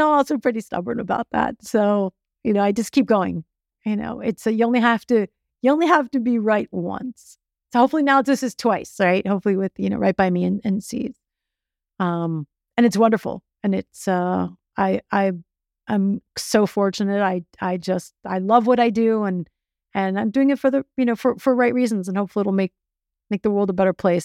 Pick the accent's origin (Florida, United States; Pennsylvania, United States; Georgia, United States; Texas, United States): Florida, United States; Miami; I was born in Miami. I grew up in Miami